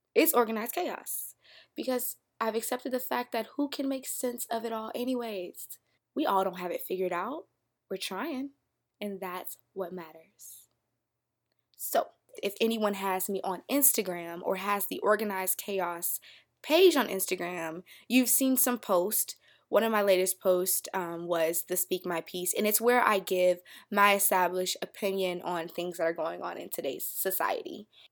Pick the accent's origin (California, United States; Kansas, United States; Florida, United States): Florida, United States; Polk County; moved away as an adult; now in Atlanta, United States; I'm from Polk County, Florida